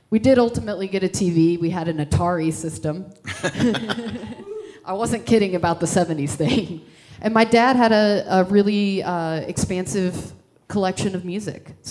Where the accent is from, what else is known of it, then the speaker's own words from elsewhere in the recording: Midwest, United States; also born or lived in Texas / Indiana / Minnesota / Iowa; I moved all over the Midwest. Uh, I was born in Texas, lived there briefly, I lived in Indiana, Minnesota, and Iowa, all really small towns.